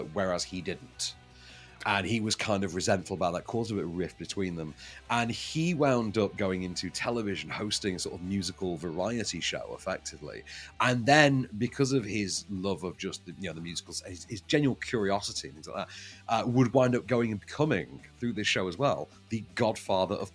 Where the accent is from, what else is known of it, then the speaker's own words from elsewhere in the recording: Sheffield, Yorkshire and the Humber, United Kingdom; I'm from Sheffield.